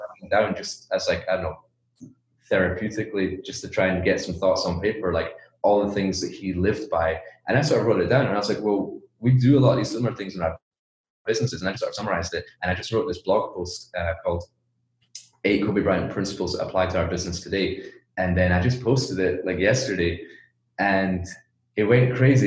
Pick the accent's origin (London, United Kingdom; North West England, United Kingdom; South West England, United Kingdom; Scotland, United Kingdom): Scotland, United Kingdom; Edinburgh; born or raised there; moved away as an adult; also born or lived in China